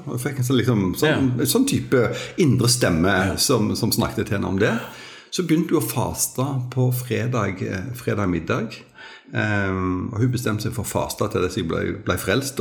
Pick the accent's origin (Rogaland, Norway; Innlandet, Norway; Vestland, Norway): Rogaland, Norway; Jæren; born or raised there